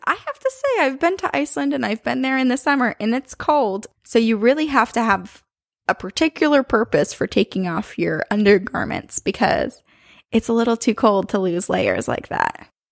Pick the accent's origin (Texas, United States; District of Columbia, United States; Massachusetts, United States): Massachusetts, United States; Boston; I'm from Boston